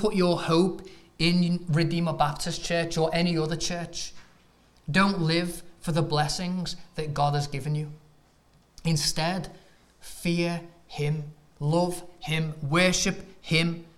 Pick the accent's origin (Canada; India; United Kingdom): United Kingdom; England; moved away as an adult; now in United States; as an Englishman